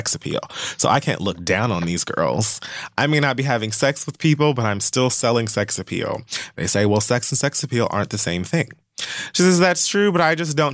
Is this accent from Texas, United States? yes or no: no; Miami, Florida, United States; I was raised in Miami.